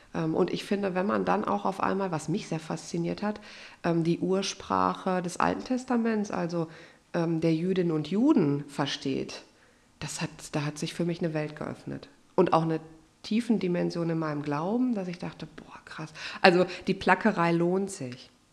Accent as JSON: {"language": "German", "town": "Unna", "region": "North Rhine-Westphalia", "country": "Germany", "tie": "born or raised there", "moved": "yes", "said": "in meiner Heimat in Unna"}